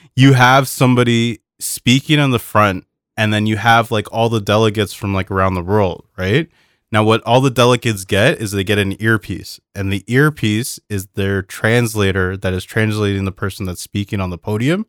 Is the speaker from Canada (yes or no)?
yes; Canada; as a Canadian